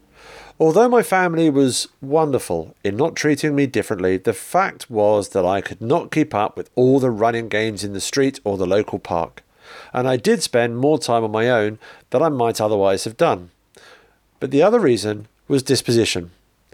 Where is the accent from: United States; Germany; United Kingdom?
United Kingdom; Liverpool, North West England; I was born in 1950 in Liverpool, England. I grew up in a large, close-knit family that was also tremendously sociable and funny.